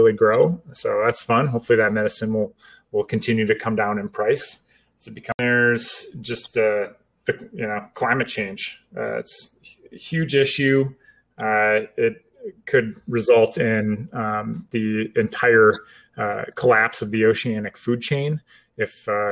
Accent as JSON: {"language": "English", "country": "United States", "said": "I'm American"}